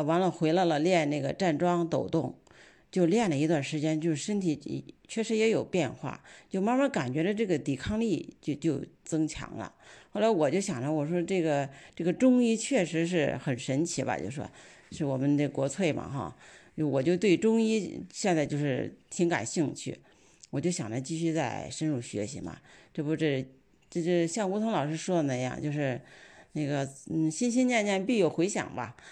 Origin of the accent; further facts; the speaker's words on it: Shijiazhuang, Hebei, China; 我来自石家庄，呃，